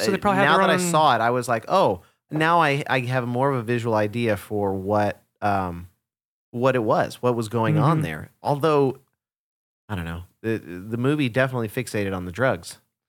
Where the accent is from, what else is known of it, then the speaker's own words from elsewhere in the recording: Dallas, Texas, United States; Yeah, I'm from Dallas.